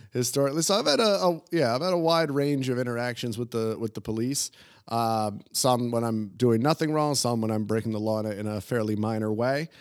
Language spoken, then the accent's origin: English; New Jersey, United States; moved away as an adult; also born or lived in New York / Guadalajara, Mexico / Spain; now in Prague, Czech Republic; growing up in New Jersey and then also in New York as a, you know, a young adult